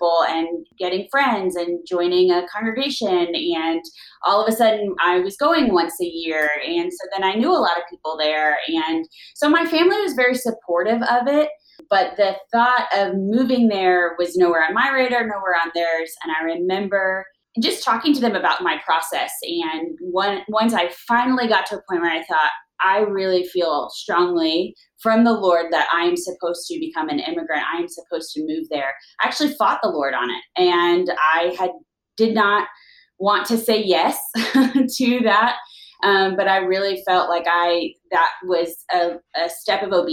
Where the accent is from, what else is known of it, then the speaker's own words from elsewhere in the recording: Florida, United States; moved away as an adult; now in Israel; I was born and raised in Florida